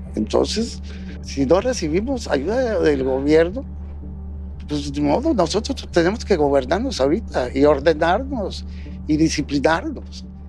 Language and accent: Spanish; Acapulco, Guerrero, Mexico; Yo soy de Acapulco